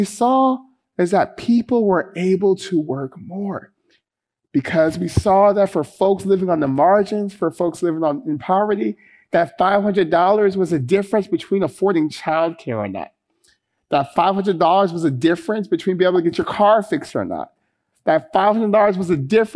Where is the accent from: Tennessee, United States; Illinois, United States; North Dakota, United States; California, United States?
California, United States; Stockton; the folks I grew up with in Stockton